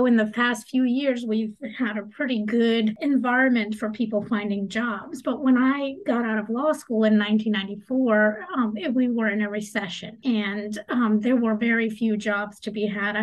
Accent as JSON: {"language": "English", "town": "Atlanta", "region": "Georgia", "country": "United States", "tie": "born or raised there", "also_born_or_lived": "Latvia", "said": "we immigrated to the United States, and we've been living in the Atlanta area ever since"}